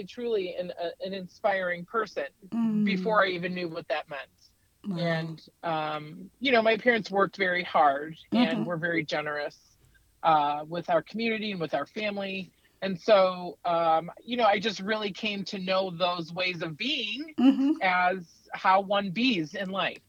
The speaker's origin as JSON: {"language": "English", "country": "United States", "tie": "born or raised there", "said": "a business in my hometown of Wakanda called Kramer's Country Casuals."}